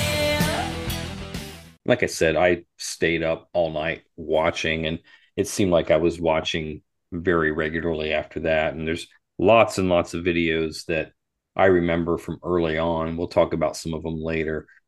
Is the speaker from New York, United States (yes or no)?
no; Columbus, Ohio, United States; we're from Columbus